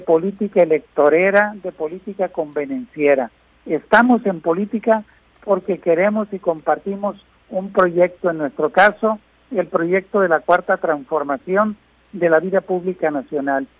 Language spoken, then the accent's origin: Spanish; Guasave, Sinaloa, Mexico; moved away; llueve en mi tierra, que llueva en Guasave